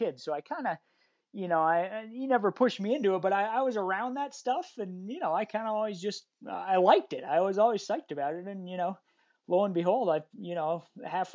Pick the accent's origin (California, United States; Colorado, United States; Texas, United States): Colorado, United States; Evergreen; I grew up right here. Same, I live in Evergreen, Colorado